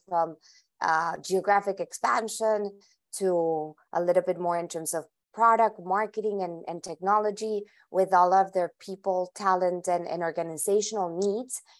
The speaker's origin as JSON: {"language": "English", "town": "Bogota", "region": "Bogotá Capital District", "country": "Colombia", "tie": "born or raised there", "also_born_or_lived": "Medellin, Colombia", "moved": "as an adult", "lives_now": "Miami, United States", "said": "I am Colombian originally. I was, I was born in Medellin and grew up in Bogota."}